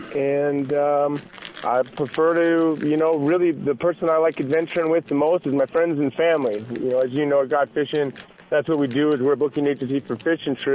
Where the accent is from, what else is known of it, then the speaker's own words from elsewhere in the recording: Montana, United States; also born or lived in Idaho; now in Boise, United States; I was born and raised in Montana